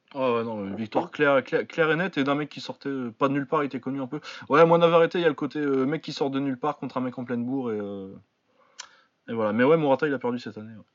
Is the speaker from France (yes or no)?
yes; France; on est français